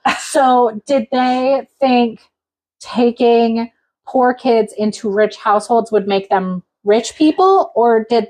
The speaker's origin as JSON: {"language": "English", "region": "Alaska", "country": "United States", "said": "Well, just because I came from Alaska doesn't mean I actually know anything about the state."}